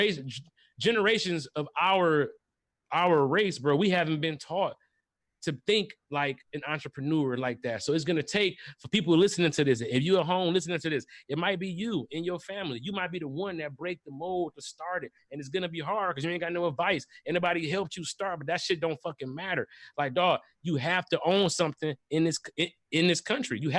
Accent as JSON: {"language": "English", "town": "Detroit", "region": "Michigan", "country": "United States", "said": "I'm from Brightmoor"}